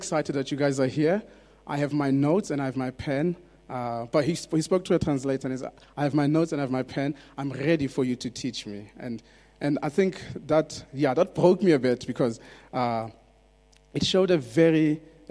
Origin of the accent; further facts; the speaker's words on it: South Africa; English is a second language; I grew up in South Africa